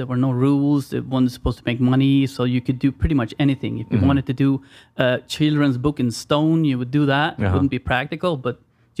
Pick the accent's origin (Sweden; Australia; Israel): Sweden